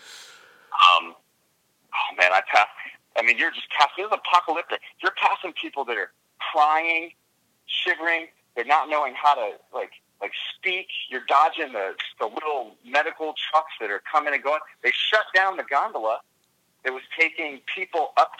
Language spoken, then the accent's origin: English; New York, United States; I'm from New York